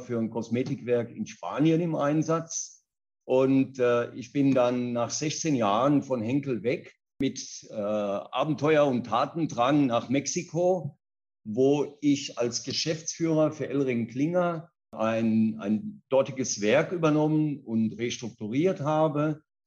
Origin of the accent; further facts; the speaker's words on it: Kaiserslautern, Rhineland-Palatinate, Germany; moved away as an adult; also born or lived in Mannheim / Karlsruhe / Ruhr area / Spain; now in São Paulo, Brazil; Ich bin in Kaiserslautern in Deutschland geboren, in der Pfalz aufgewachsen, habe in Mannheim Abi gemacht